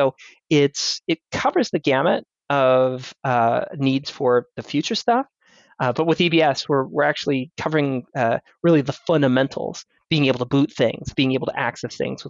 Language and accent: English; United States; born there; also born or lived in Europe; Well, I'm a world citizen. I'm American-born British.